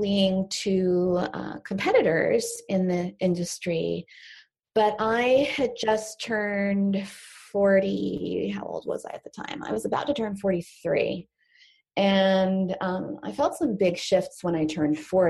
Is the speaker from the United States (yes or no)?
yes; Houston, Texas, United States; also born or lived in New York; we moved to Texas around that time